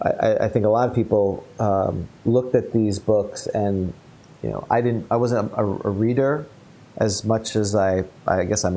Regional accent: New York, United States; now in Orlando, United States; I grew up in New York

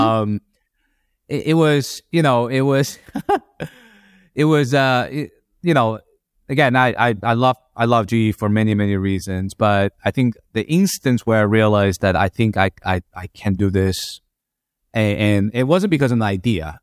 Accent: Madrid, Community of Madrid, Spain; moved away as an adult; now in United States; I'm Chinese in terms of my nationality, but, um, grew up in Madrid

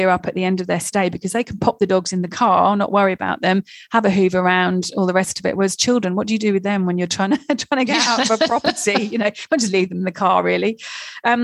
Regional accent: England, United Kingdom; I'm English

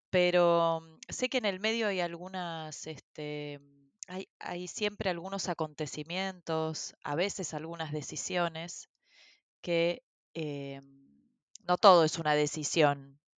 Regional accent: Brazil; born there; Yo nací en Brasil, o sea, en un país en el que nunca viví y en el que digamos, actualmente no vivo.

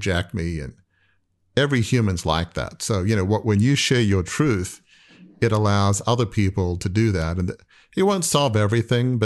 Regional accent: Australia; I grew up in Australia from a very wealthy, affluent, you know, 150-year-old media dynasty

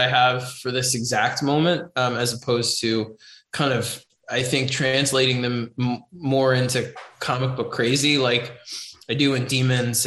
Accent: New York City, New York, United States; growing up in New York City

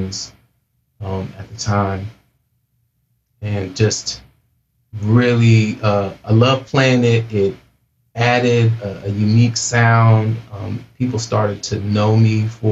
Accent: Portland, United States; moved away as an adult; also born or lived in Los Angeles; I grew up in Portland, started producing music out there

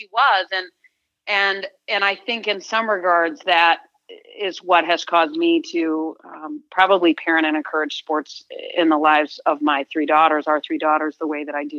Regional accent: East Lansing, Michigan, United States; growing up in East Lansing, I was in a house with brothers

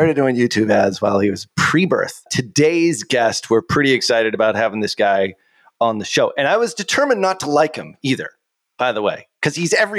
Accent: Boston, Massachusetts, United States; accent: Boston; which is pretty much how I was taught way back in voice coaching school to get rid of my Boston accent way back when there.

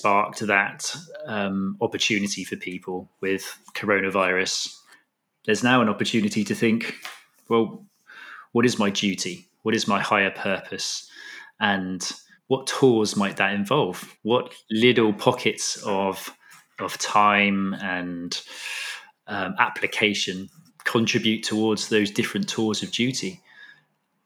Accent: Totnes, South West England, United Kingdom; moved away as an adult; also born or lived in Australia; as a child to spend my time growing up in Dartmoor, down in Devon.

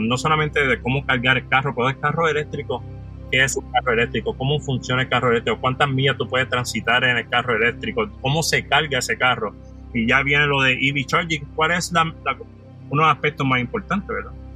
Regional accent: San Juan, Puerto Rico; moved away as an adult; also born or lived in New York, United States; Soy natural de San Juan, Puerto Rico. Me crié en área metropolitana toda mi vida

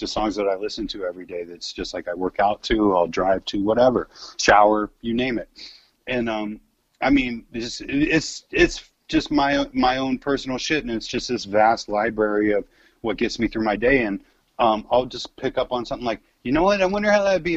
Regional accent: San Francisco, California, United States; I come from the San Francisco times when, like, the rave scene was hella big and just the ecstasy culture and all that shit. That was, like, I grew up in that, and that was a big deal when I was a kid, man

